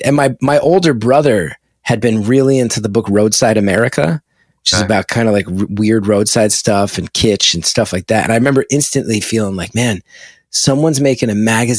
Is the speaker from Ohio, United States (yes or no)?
no; West Orange, New Jersey, United States; I grew up in West Orange right there